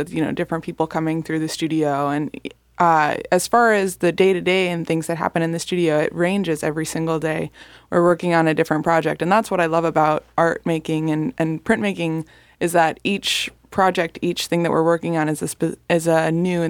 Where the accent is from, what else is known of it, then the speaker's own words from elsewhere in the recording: Delray Beach, Florida, United States; moved away as an adult; also born or lived in Baltimore, Maryland; now in Fort Lauderdale, United States; I was born in Delray Beach. I live in Fort Lauderdale now